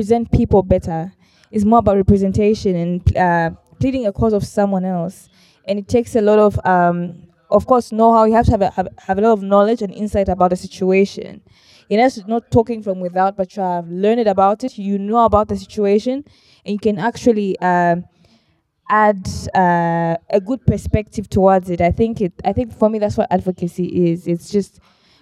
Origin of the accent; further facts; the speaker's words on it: Zambia; I'm from South Zambia